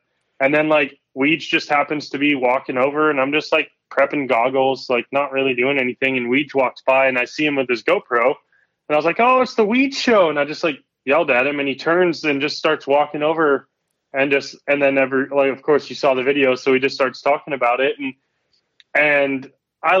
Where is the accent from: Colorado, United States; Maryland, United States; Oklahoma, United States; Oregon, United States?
Colorado, United States; also born or lived in East Coast; now in Southern California, United States; I grew up in Colorado